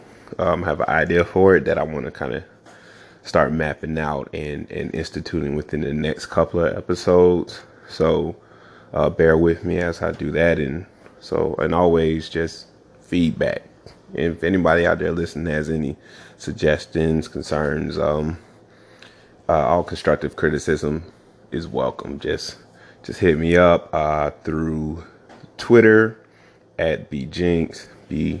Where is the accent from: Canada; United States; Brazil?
United States; the South; moved away as an adult; I'm from the South, of course, born and raised